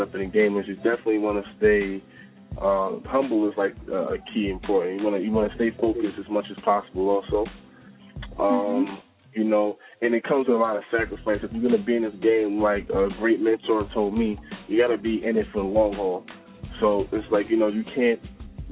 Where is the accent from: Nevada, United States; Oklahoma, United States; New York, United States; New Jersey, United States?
New York, United States; Mount Vernon; growing up in Mount Vernon